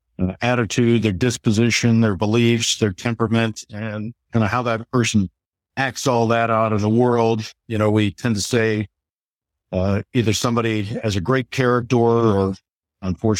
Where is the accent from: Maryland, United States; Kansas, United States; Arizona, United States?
Arizona, United States; Phoenix; moved away as an adult; also born or lived in Indiana / San Francisco / Chapel Hill; now in Washington, D.C., United States; growing up in Phoenix back in the 1970s.